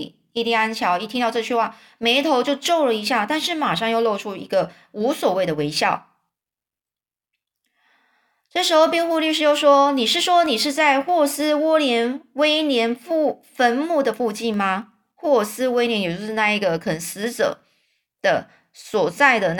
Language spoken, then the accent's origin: Chinese; China; 如果就是类似像我们中国人一样，就是如果我说谎，我就被天打雷劈的意思一样